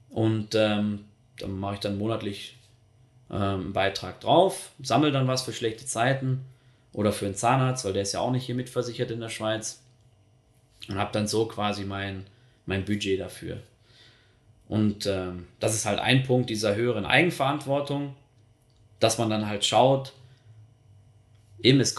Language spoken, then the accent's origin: German; North Rhine-Westphalia, Germany; Und wenn ich dann gerade so an meine Heimat denke, im Ruhrgebiet